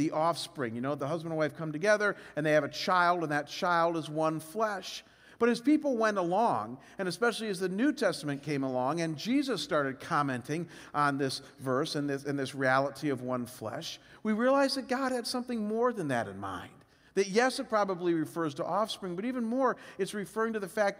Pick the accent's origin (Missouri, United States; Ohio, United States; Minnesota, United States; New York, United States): Ohio, United States; Cleveland; moved away as an adult; also born or lived in Chicago / Detroit; we were both born and raised in Cleveland